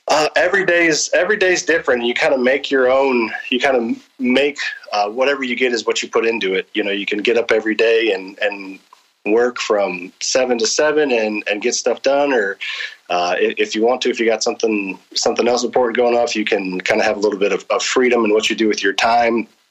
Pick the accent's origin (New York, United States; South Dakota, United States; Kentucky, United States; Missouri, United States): Missouri, United States; St. Charles; also born or lived in Springfield, Missouri; I was born and raised in St. Charles.